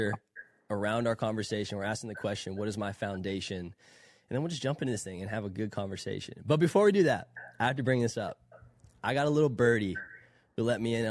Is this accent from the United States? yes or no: yes; Southern California, United States; I've born and raised SoCal my whole life